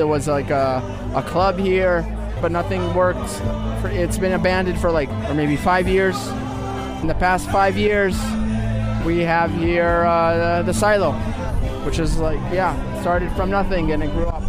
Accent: Jerusalem, Jerusalem District, Israel; I'm from Jerusalem. I grew up here around the neighborhood.

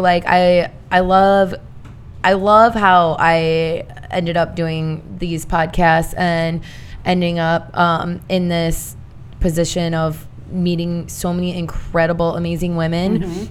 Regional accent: Indiana, United States; Long story short, I'm a girl from Indiana.

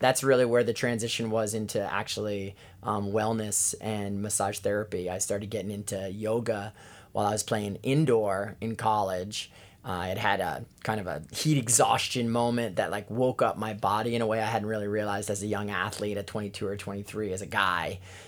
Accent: New York, United States; now in Hawaii, United States; Yeah, I'm living the dream as that New Yorker living in Hawaii for sure.

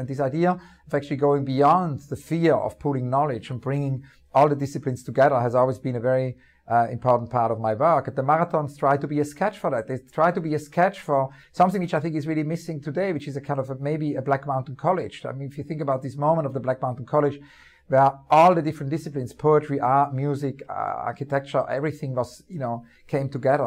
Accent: Winterthur, Zurich, Switzerland; moved away; near where I grew up, um, in the eastern part of Switzerland.

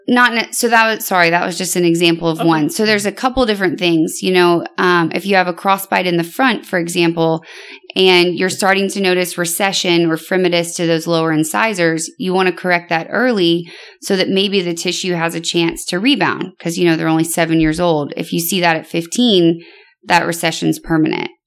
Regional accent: Louisiana, United States; moved away as an adult; also born or lived in Connecticut; now in Houston, United States; I'm from Louisiana originally

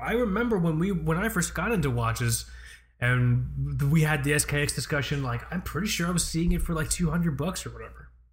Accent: Florida, United States; I live in Florida

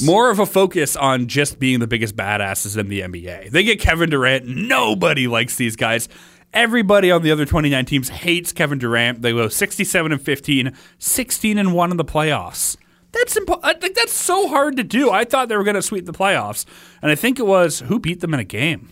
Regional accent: Oshawa, Ontario, Canada; now in Peterborough, Canada; I grew up in Oshawa. Now I live in Peterborough

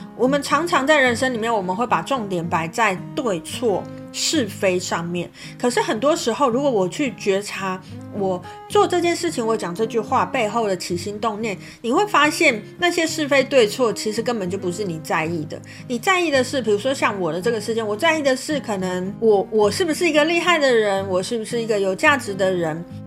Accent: Kaohsiung, Taiwan; moved away; 我就有回到，呃，我的故乡高雄这样子

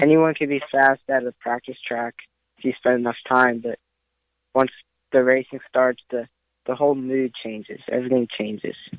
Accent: Maryland, United States; I'm from Maryland

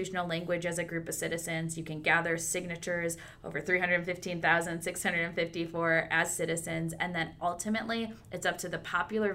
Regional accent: West Michigan, United States; I'm from the West Michigan part of the state

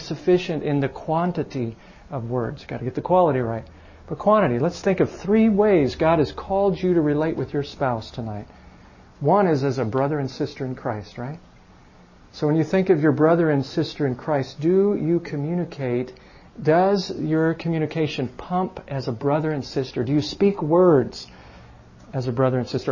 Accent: Chicago, Illinois, United States; moved away; I'm from Chicago

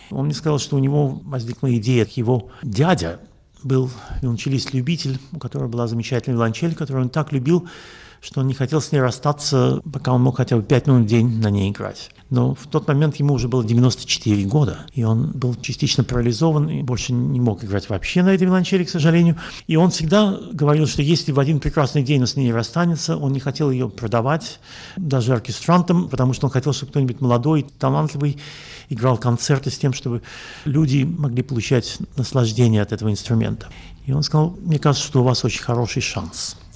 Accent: Russia; moved away as an adult; also born or lived in Latvia / Israel; now in Europe; Я родился в Латвии, я учился в Петербурге и в Москве, в России вырос. Потом я эмигрировал в Израиль. Живу я в Европе уже больше 30 лет.

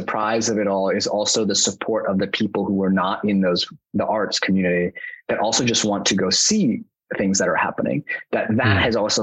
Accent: New York City, New York, United States; I grew up in New York City.

